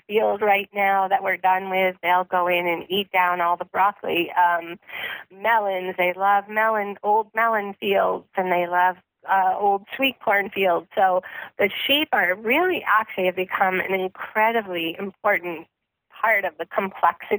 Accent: Vermont, United States; moved away; I grew up actually in Vermont in a pretty rural area, but not actually farming

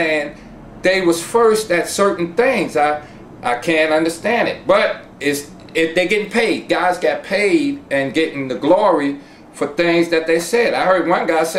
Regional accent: New York City, New York, United States; My family comes from North Carolina. I was born in the Bronx

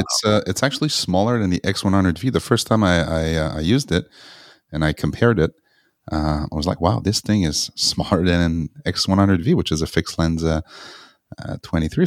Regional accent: Montreal, Quebec, Canada; moved away; I went back to Montreal, which is my hometown

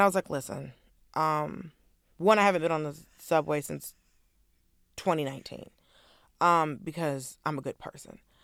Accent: the South, United States; I'm from the South

